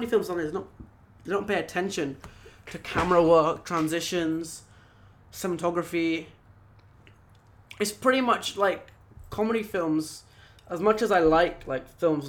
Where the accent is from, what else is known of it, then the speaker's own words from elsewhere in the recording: United Kingdom; now in Singapore; I am British, but I'm British Indian who's living in Singapore right now